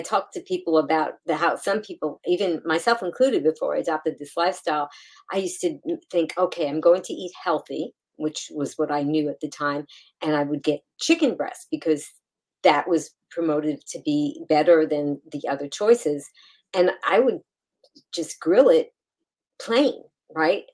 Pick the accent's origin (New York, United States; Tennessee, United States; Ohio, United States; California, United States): New York, United States; New York City; that's my hometown